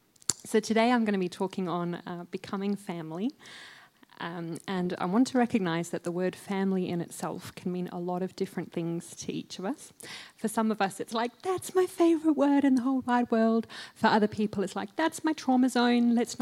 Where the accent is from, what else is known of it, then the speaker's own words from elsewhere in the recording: Botswana; also born or lived in New Zealand; So I was born in New Zealand. Don't punish me. Born in New Zealand. And as a three-month-old baby, our family left and we went to Botswana in Africa.